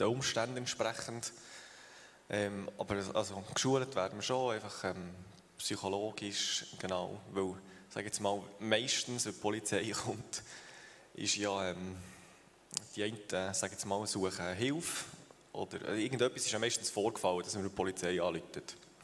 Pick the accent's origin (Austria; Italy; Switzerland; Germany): Switzerland; Thun, Bern; moved away as an adult; also born or lived in Uster; now in Tieracher, Switzerland; wir sind beide in Thun aufgewachsen